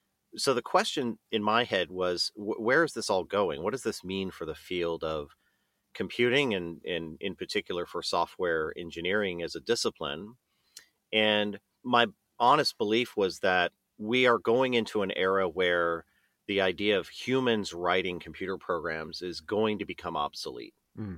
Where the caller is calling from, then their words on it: Seattle, Washington, United States; Yes, I'm in Seattle, and we have a small office space here in the University District.